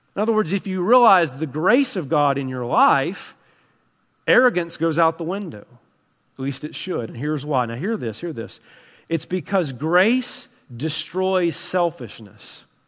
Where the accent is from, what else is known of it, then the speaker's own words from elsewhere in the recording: Tennessee, United States; I'm from Tennessee.